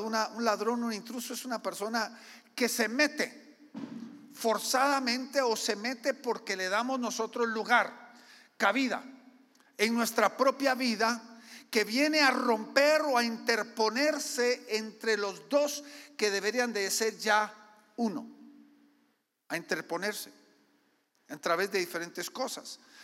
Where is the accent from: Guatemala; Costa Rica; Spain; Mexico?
Guatemala; yo soy guatemalteco culturalmente, mi esposa es gringa